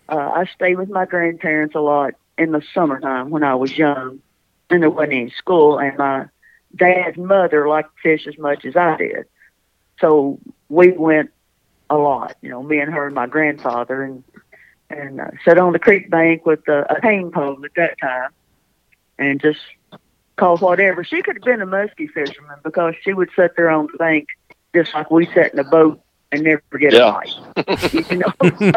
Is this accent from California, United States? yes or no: no; Kentucky, United States; Different place, not up here close to the lake, probably 150 miles away from here, but still in Kentucky.